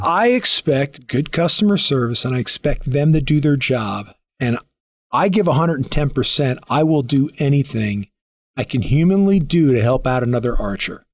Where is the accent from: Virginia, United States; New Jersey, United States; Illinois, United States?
New Jersey, United States; moved away as an adult; now in Colorado, United States; I moved to Colorado thirty-five years ago, thirty-six years ago. Uh, yeah, I grew up in Jersey